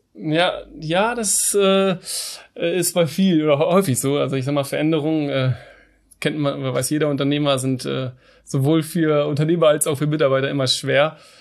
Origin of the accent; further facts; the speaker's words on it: Hamburg, Germany; also born or lived in Canada; Ich komme aus Hamburg, bin 30 Jahre alt, bin auch hier geboren, werde auch immer hier leben.